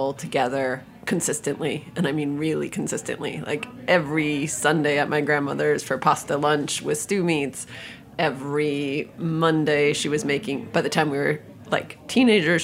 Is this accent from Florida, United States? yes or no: no; Albany, New York, United States; moved away as an adult; now in Copenhagen, Denmark; I grew up in Albany, New York, where there were not pastrami tacos.